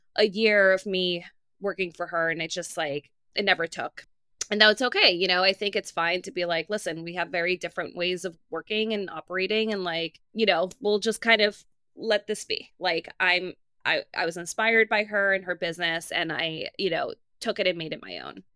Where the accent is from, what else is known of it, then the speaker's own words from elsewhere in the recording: New York City, New York, United States; I'm from Queens. I came to the city when I was seventeen years old